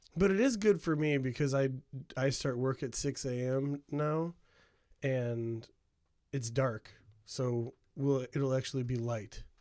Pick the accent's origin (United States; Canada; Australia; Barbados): United States; Hammond, Indiana; I grew up in Hammond, Indiana